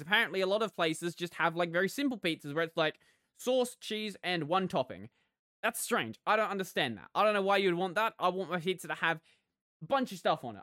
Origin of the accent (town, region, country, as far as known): Australia